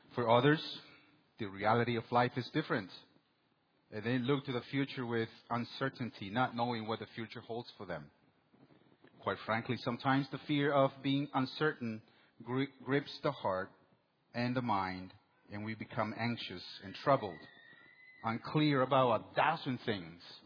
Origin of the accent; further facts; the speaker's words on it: El Salvador; moved away; in 1984 in my hometown. My country, El Salvador, was going through a civil war